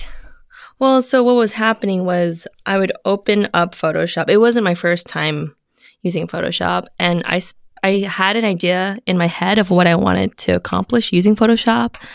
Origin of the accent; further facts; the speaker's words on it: Alhambra, California, United States; moved away as an adult; also born or lived in Connecticut / San Francisco; I grew up in Alhambra, California